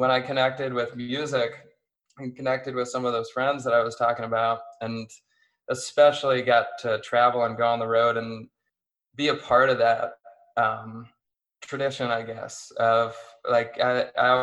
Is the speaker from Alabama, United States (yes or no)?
no; Erie, Pennsylvania, United States; where I grew up in Erie